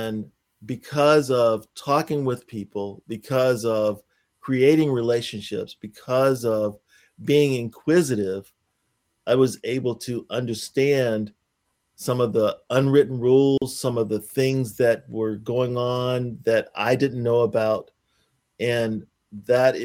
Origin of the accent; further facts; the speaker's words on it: Pensacola, Florida, United States; moved away; I grew up in Pensacola, Florida